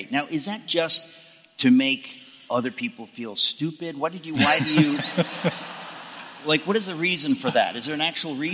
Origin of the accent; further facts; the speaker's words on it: Seattle, Washington, United States; moved away as an adult; also born or lived in Dallas; I grew up in the Northwest, uh, Seattle